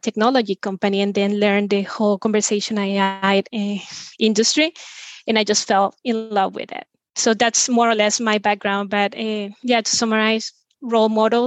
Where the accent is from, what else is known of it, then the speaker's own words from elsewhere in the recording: Venezuela; now in Spain; I'm originally from Venezuela, but I've been living in Spain for over 15 years